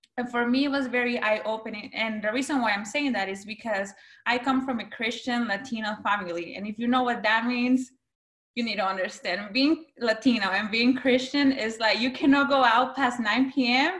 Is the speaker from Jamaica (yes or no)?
no; San Pedro Sula, Cortés, Honduras; first language Spanish; English is a second language; now in United States; I was born in San Pedro Sula, Honduras my first language is Spanish